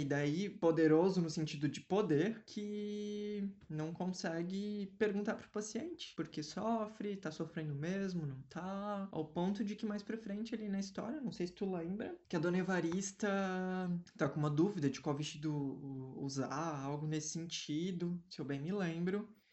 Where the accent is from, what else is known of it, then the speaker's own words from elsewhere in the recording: Brazil; a gente, enquanto brasileiro